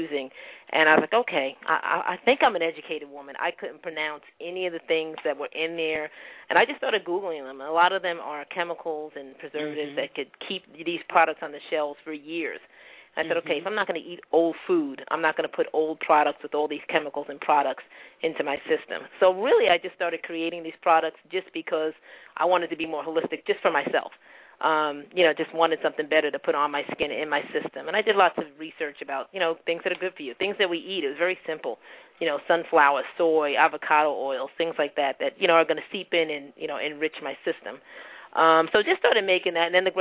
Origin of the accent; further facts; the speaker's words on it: Bayonne, New Jersey, United States; Born and raised in Jersey